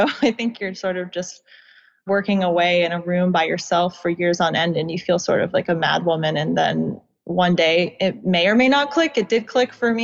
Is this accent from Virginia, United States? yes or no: yes; suburbs of DC, Virginia, United States; born or raised there